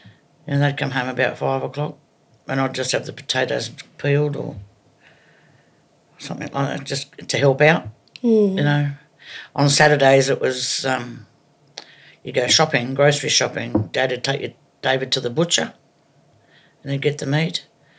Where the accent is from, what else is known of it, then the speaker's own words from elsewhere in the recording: Evans Head, New South Wales, Australia; also born or lived in Sydney / Wollongong; I was born in the Royal North Shore Hospital in Sydney. But more or less grew up in Evanshead, up top end of New South Wales. And my early adolescence was Sydney to Wollongong.